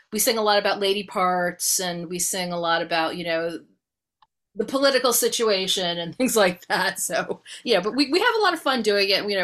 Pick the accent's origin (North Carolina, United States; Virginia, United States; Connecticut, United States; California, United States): Connecticut, United States; moved away; I'm from Connecticut originally